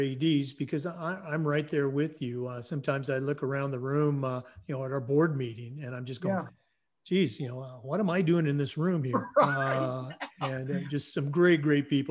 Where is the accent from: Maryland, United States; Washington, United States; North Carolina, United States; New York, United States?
Washington, United States; Battle Ground; moved away; also born or lived in Oregon; Just outside of Vancouver, Washington. Went to high school at Battleground High School.